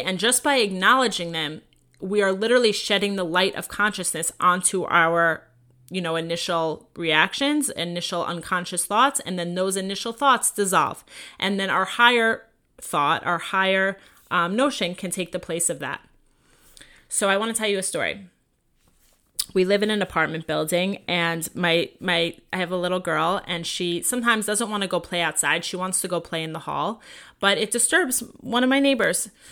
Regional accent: Long Island, New York, United States; also born or lived in Five Towns, New York; now in Los Angeles, United States; I grew up in Long Island, New York

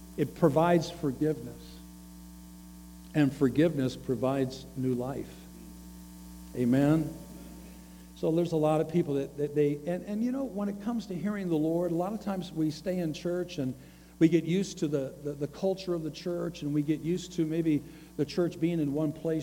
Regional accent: the South, United States; I come from the South. I live in the South

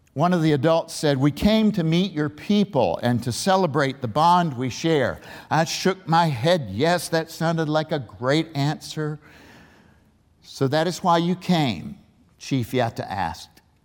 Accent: Waynesboro, Virginia, United States; also born or lived in Richmond; born in Waynesboro at the western base of the 2,400 foot Afton Mountain

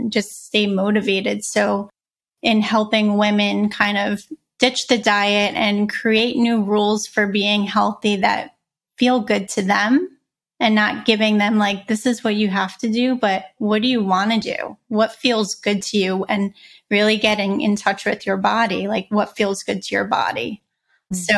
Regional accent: New York City, New York, United States; I grew up in Brooklyn.

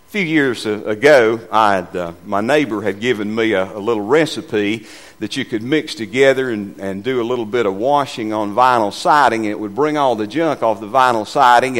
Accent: Westminster, United States; moved away as an adult; I was born and raised in Westminster

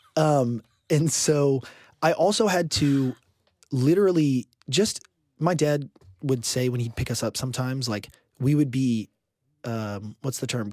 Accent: Houston, Texas, United States; I grew up in Houston, Texas

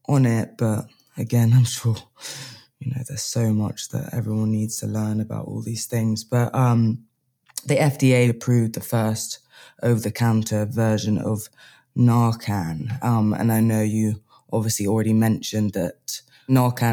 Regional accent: England, United Kingdom; I'm English

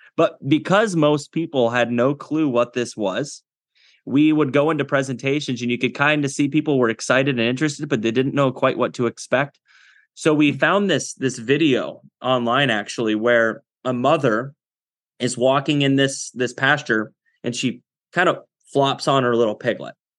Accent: Iowa, United States; also born or lived in Kinston, North Carolina; I was born in Kinston, North Carolina, and at a young age, uh, we moved to Iowa, spent all my childhood in Iowa

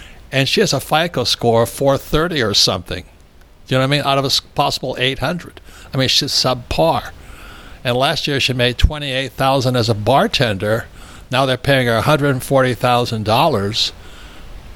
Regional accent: United States; We're Americans.

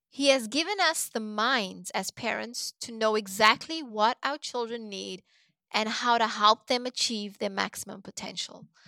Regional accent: Cape Town, Western Cape, South Africa; moved away as an adult; also born or lived in South Korea; now in United States; I was born and raised in Cape Town, South Africa

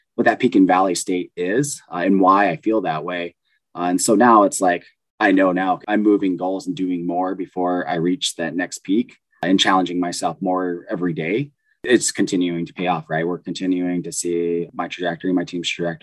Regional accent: Southern California, United States; moved away as an adult; also born or lived in Midwest; I grew up in Southern California to a really poor family on welfare

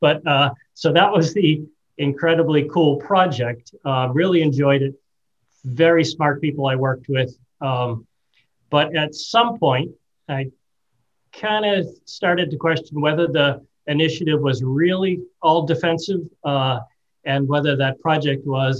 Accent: Reading, Massachusetts, United States; moved away as an adult; now in New Hampshire, United States; I grew up in Reading, Mass., so 12 miles north of Boston, went through the public school system there

